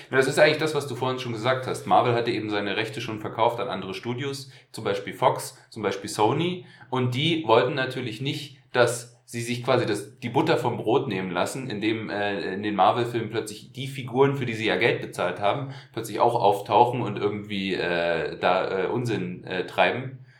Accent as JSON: {"language": "German", "region": "East Germany", "country": "Germany", "tie": "born or raised there", "said": "wir sind in der DDR aufgewachsen"}